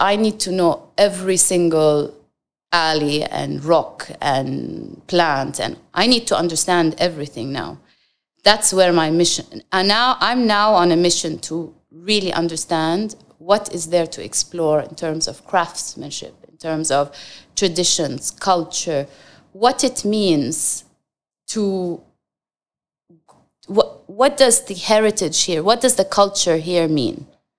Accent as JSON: {"language": "English", "country": "Jordan", "lives_now": "Dubai, United Arab Emirates", "said": "All my life, I dreamt I'm going to go back to Jordan and have an office and give back."}